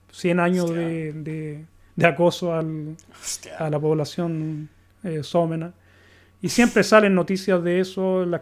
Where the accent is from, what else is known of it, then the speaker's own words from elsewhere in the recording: Chile; now in Sweden; considerar sueco porque yo no tengo la, cultura sueca, no me crié aquí, ¿cachai?